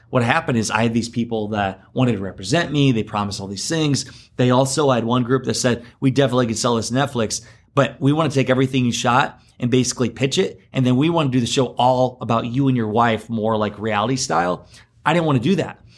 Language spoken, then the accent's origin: English; Garnavillo, Iowa, United States; I'm from Iowa, uh, originally born and raised in Northeast Iowa, Garnavillo.